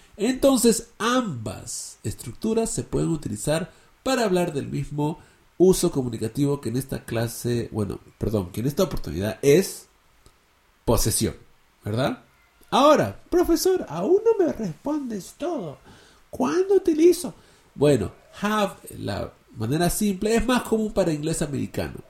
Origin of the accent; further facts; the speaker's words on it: Peru; Yo soy peruano